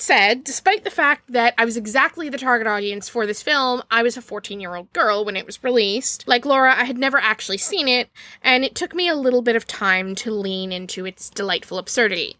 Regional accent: Maryland, United States; I hail from Maryland

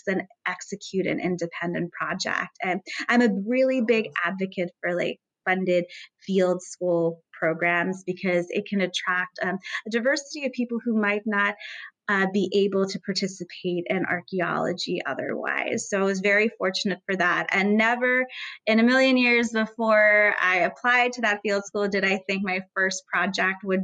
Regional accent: United States; moved away; I'm originally from the United States

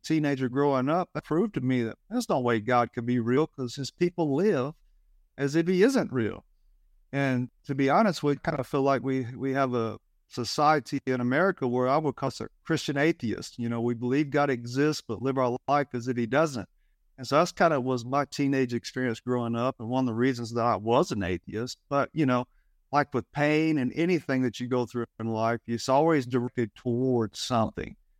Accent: Alabama, United States; I grew up in Alabama

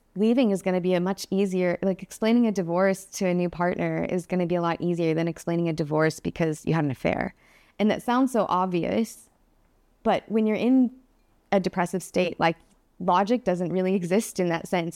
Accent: Phoenix, Arizona, United States; moved away; I started off in Phoenix, Arizona, and I started off hating Phoenix, Arizona, since I can remember

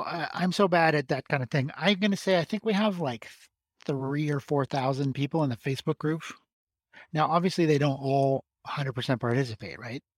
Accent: Alberta, Canada; now in Montreal, Canada; Alberta, where I'm from

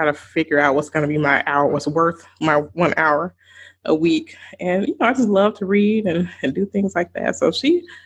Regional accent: the South, United States; I grew up in the South

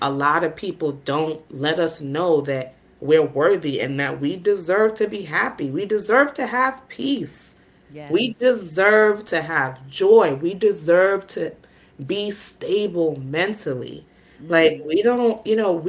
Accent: New York City, New York, United States; I'm from Brooklyn

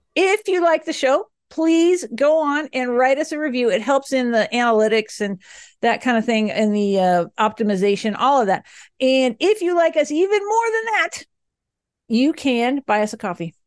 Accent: the South, United States; now in Boulder, United States; me and you, Alex, we hail from the South

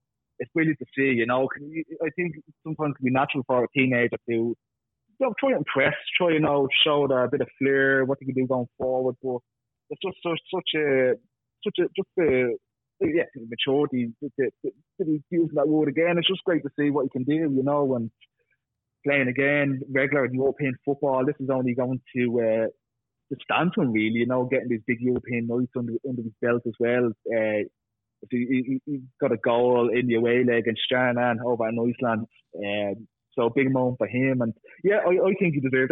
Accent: Dublin, Leinster, Ireland; I'm from Ballyfermot

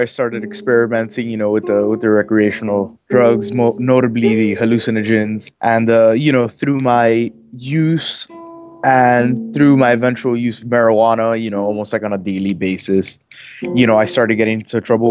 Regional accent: Miami, Florida, United States; I'm from Miami, Florida

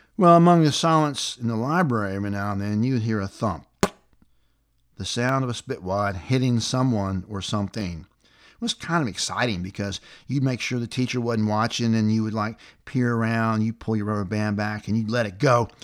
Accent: the South, Tennessee, United States; life growing up in the South was back in the seventies

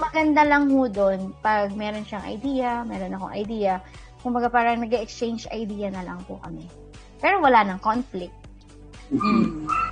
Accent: Quezon, Calabarzon, Philippines; moved away; dun sa province namin sa Quezon

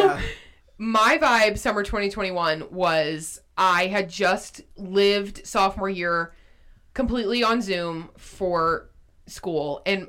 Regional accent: Blairsville, Georgia, United States; born or raised there; moved away as an adult; now in Athens, United States

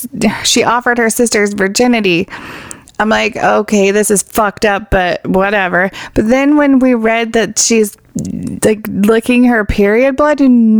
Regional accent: Canada; I'm Canadian.

